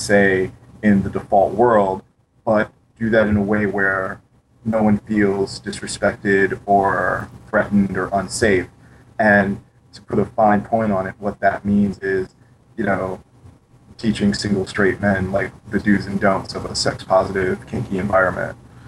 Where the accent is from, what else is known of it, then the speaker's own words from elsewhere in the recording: St. Louis, Missouri, United States; St. Louis, Missouri.